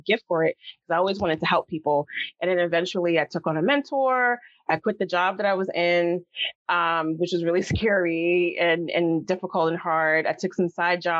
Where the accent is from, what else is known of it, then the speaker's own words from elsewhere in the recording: New York City, New York, United States; growing up in the South Bronx